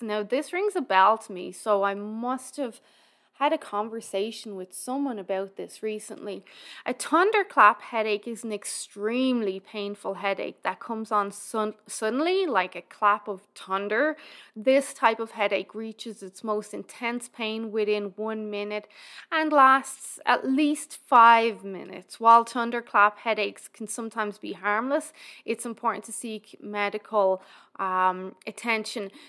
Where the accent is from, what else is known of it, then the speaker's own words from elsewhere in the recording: Ireland; now in Alberta, Canada; we're all Irish